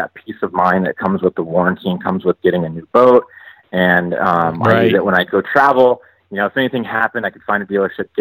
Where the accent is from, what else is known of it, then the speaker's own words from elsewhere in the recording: Santee, California, United States; I was born and raised out here in Santee, California. It's the specific city that I'm from. It's a suburb of San Diego.